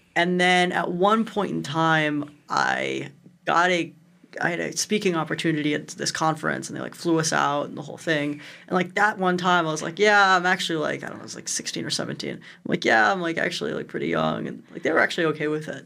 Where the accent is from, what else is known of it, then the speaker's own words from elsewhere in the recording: Cleveland, Ohio, United States; I grew up in Cleveland, one of the most interesting places in the entire